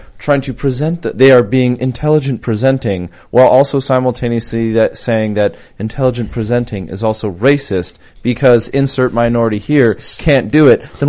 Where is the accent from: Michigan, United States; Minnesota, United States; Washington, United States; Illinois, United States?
Minnesota, United States; I'm from Minnesota.